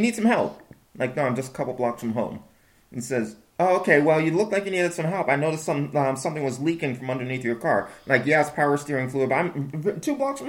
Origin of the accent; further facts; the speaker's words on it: New Orleans, Louisiana, United States; born or raised there